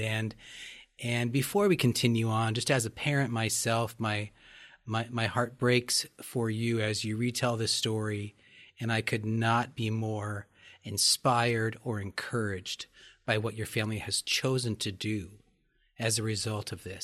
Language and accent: English; Yakima, Washington, United States; now in Olympia, United States; my hometown, Yakima, Washington